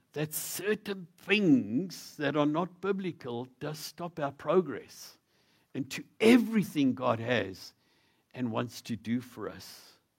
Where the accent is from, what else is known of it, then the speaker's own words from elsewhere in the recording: South Africa; being a South African